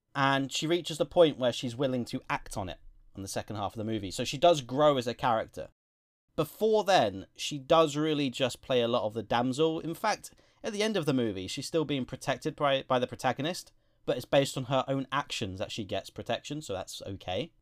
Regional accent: England, United Kingdom; Being English ourselves

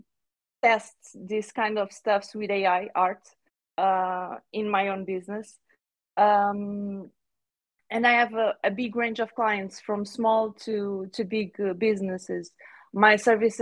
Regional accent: Portugal; I'm from Portugal.

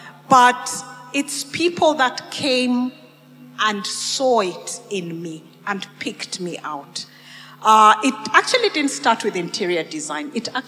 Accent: Kenya; also born or lived in Uganda / Botswana; I've lived and grown up in a lot of countries, in Kenya. I was born in Uganda. But spent a lot of my education in Kenya. I was in Botswana.

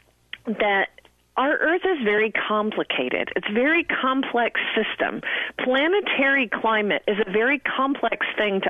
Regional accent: Midwest, United States; I'm from the middle of the country

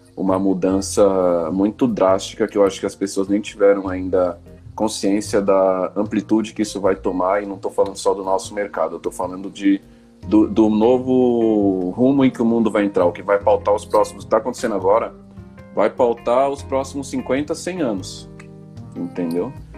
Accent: São Paulo, Brazil; a gente vem da zona norte de São Paulo, sempre teve uma relação muito forte é, com a música periférica, né? Então, rap, o samba, o pagode. É, e a gente cresceu ouvindo música

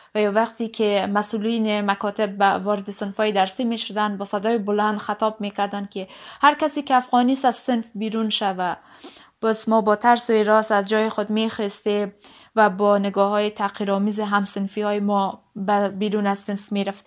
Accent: Afghanistan; accent: Dari; moved away; also born or lived in Iran; تجربه خود به حیث یک افغان مهاجر در ایران

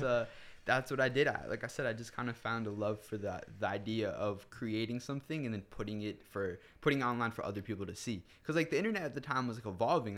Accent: Wayne, New Jersey, United States; I'm from Wayne, New Jersey

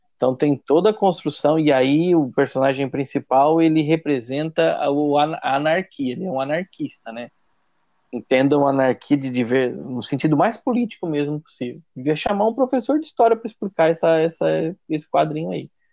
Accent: São Martinho, Santa Catarina, Brazil; also born or lived in Brusque / Tubarão; Depois que eu voltei pra, pra, pra minha casa, pra casa dos meus pais em São Martinho

